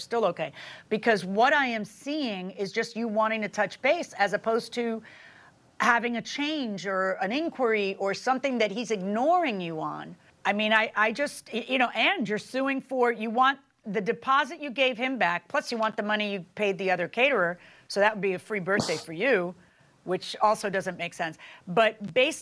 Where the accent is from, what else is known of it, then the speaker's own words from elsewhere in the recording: Miami, Florida, United States; I'm from Miami